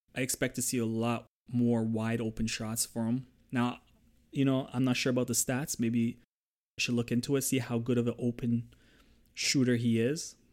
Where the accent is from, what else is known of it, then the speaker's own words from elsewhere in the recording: Toronto, Ontario, Canada; I'm from Toronto